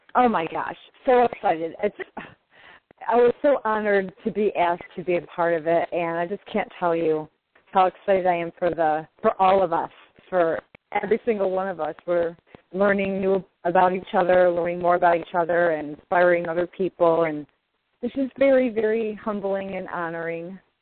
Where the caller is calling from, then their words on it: upstate New York, United States; I'm calling from New York